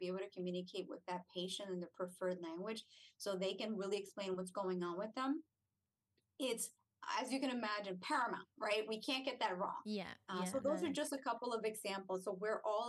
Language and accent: English; New Jersey, United States; moved away as an adult; also born or lived in Puerto Rico; now in Hollywood, Florida, United States; I'm not a native to New Jersey. I was raised there, so I refer to it as my home